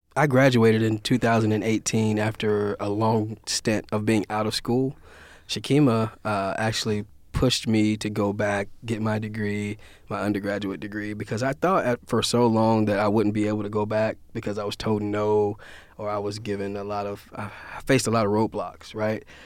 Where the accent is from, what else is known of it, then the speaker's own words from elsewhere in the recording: Louisiana-Mississippi border, United States; I'm from Louisiana, Mississippi border, so all of our parties are, all, uh, Creole, New Orleans, jazzy type of party.